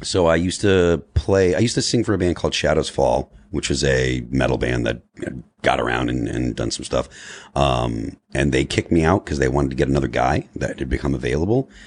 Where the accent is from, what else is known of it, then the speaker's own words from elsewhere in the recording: Springfield, Massachusetts, United States; we're from Western Massachusetts